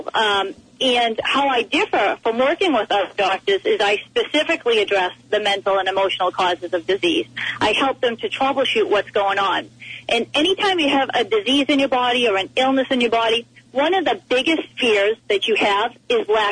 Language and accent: English; East Coast, United States; I am from the East Coast